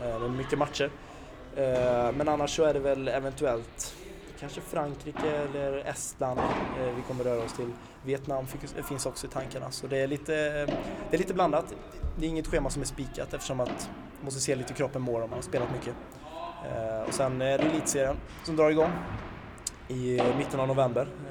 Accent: Kinna, Västra Götaland, Sweden; där jag kommer från Kinna

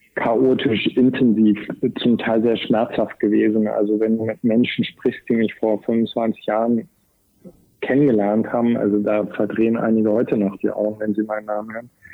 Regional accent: East Germany, Germany; ich bin in Ostdeutschland groß geworden

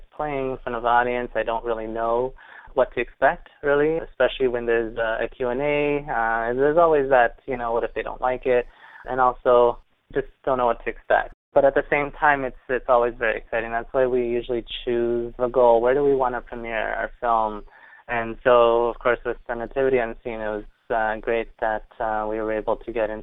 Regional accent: Canada; we're from Canada

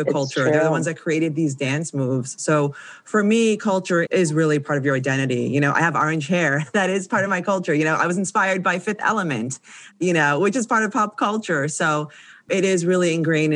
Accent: New Jersey, United States; also born or lived in The Bronx, New York; I'm from the Bronx and I grew up in Jersey, but I was born in the Bronx.

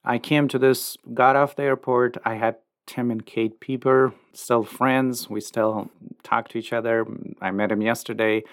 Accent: Afghanistan; now in Lincoln, United States; Our whole life we spent in Afghanistan

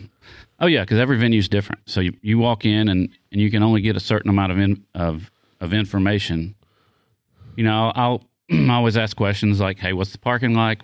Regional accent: the South, United States; I'm from the South

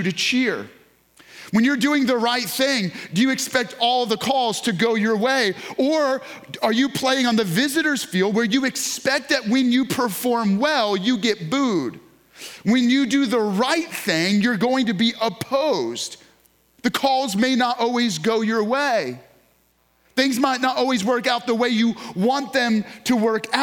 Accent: New York, United States; moved away; I grew up in New York

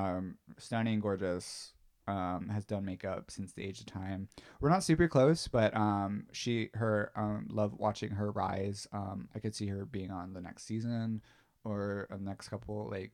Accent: Florida, United States; I'm from Florida

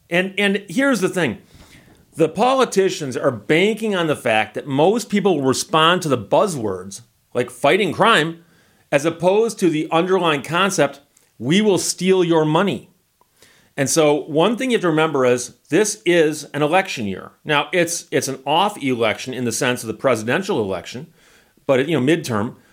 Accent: Michigan, United States; I'm from Michigan and that's my home state

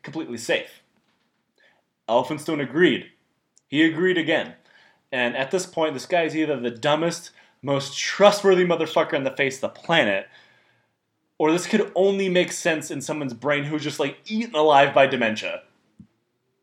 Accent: Detroit, Michigan, United States; moved away; also born or lived in Texas; I grew up in Detroit, Michigan

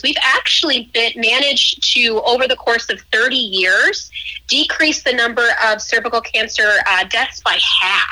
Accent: Colorado, United States; moved away as an adult; also born or lived in Iowa / Grand Rapids, Michigan; now in Carbondale, United States; I'm originally from Colorado

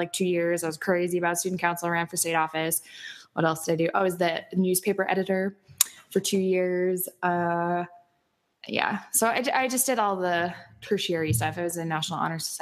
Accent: Burlington, North Dakota, United States; also born or lived in Minot, North Dakota; I am originally from Burlington, North Dakota, which is like 7 miles outside of Minot, North Dakota

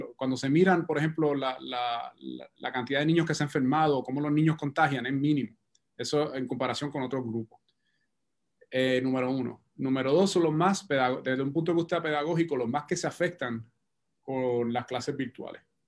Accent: Puerto Rico; como puertorriqueño, como científico

